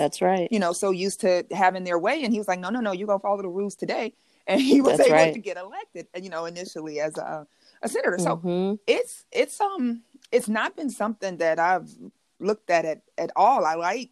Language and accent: English; Chicago, Illinois, United States; I grew up in Inglewood, right, in Chicago